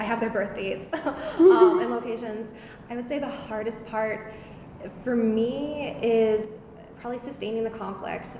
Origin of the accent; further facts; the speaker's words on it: Seattle, Washington, United States; now in East Coast, United States; I am originally from Seattle. I still consider it home, even though I live on the East Coast now.